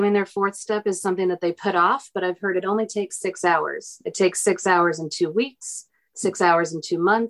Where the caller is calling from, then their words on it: Portland, Oregon, United States; I'm calling in from Portland, Oregon.